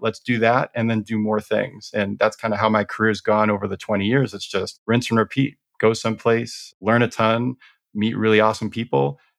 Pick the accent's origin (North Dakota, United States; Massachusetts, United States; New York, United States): Massachusetts, United States; Boston; You already covered, I'm from the Boston area.